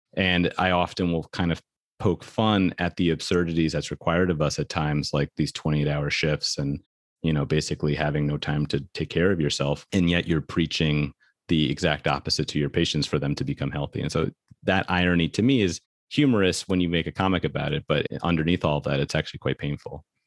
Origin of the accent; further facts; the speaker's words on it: New York City, New York, United States; I grew up in New York City